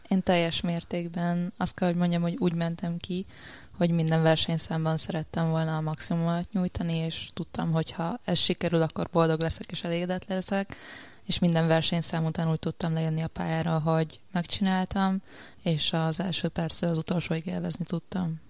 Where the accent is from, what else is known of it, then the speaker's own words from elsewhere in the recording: Szombathely, Vas, Hungary; szombathelyi vagyok